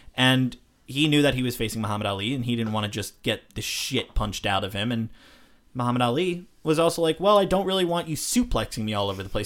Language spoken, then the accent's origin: English; United States; as an American